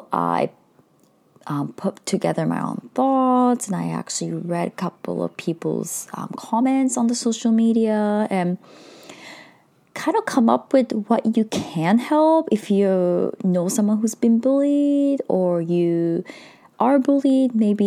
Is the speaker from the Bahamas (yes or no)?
no; Japan; Some of you might know I am Indian, but I was born in Japan as a third culture kid. So I was highly bullied throughout my childhood.